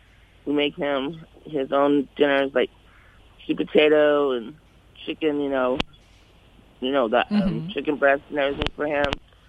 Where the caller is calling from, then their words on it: Castaic, California, United States; I'm calling from Cap Steak. Where is that? Cap Steak. Like Valencia area, you know.